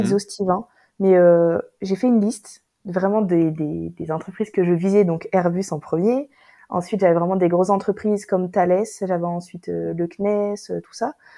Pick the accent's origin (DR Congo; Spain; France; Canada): France; Toulouse, Occitania; moved away; also born or lived in north of France; je suis née ici à Toulouse